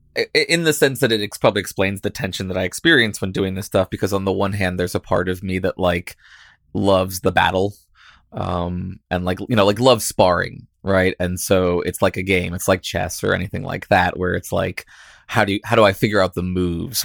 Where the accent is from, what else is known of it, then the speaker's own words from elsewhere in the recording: Virginia, United States; I grew up in Virginia